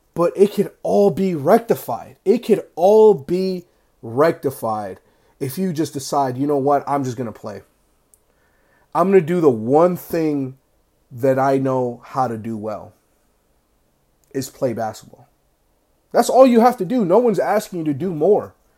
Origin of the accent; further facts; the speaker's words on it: United States; I grew up in America